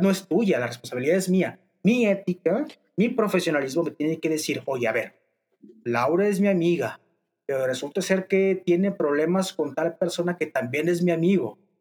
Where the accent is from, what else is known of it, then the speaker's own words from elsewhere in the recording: Torreón, Coahuila, Mexico; soy de Torreón, Coahuila